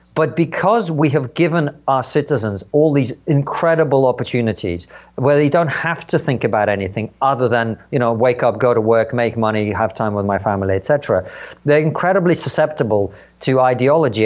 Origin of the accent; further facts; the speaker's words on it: Uzbekistan; also born or lived in Soviet Union; now in United Kingdom; somewhere in Central Asia where I grew up in Uzbekistan